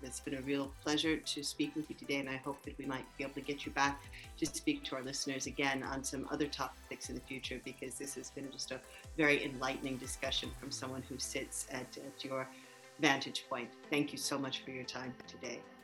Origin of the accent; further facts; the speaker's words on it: United States; accent: American; moved away; you can hear from my accent that I am American.